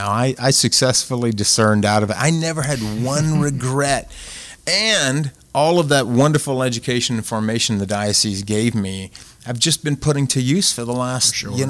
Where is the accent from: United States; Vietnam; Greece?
United States; Jeanerette, Louisiana; I'm from Generette, grew up single parent.